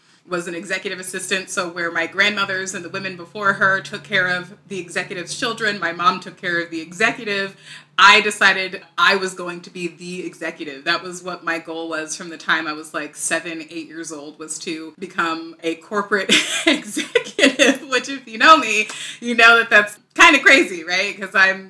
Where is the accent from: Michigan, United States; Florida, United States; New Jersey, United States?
New Jersey, United States; Morristown; I grew up in a wonderful town called Marstown, New Jersey, one of the towns of the Revolution